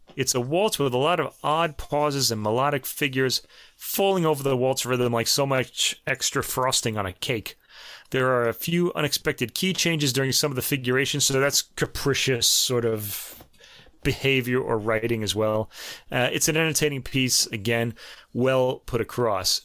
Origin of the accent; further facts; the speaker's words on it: New York, United States; accent: New York; my New York accent?